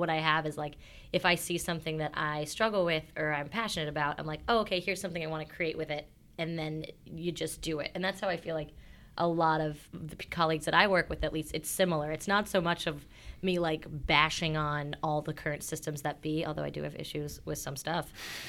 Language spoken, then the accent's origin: English; Florida, United States; I grew up in the Florida Keys, so in a very small island and a very small culture, and the opportunities weren't there.